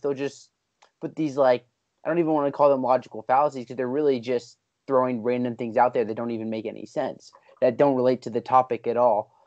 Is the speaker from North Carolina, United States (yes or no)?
no; Pennsylvania, United States; I'm a P A guy.